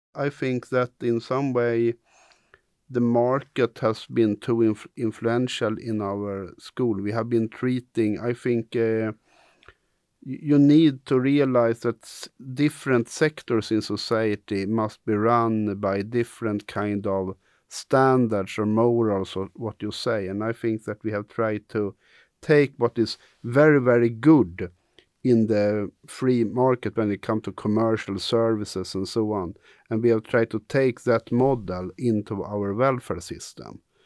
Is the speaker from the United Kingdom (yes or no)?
no; Sweden; quite egalitarian Sweden, because we have the same school